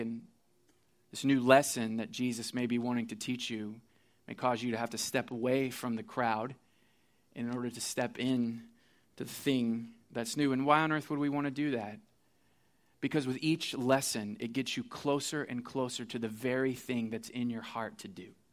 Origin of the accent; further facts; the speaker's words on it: Missouri, United States; I'm from Missouri, so I went back to my university there